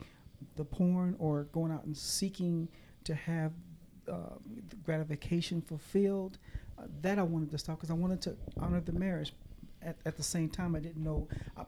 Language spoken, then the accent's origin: English; Kansas City, Missouri, United States; now in Oklahoma, United States; I am originally from Kansas City, Missouri. I now live in Oklahoma.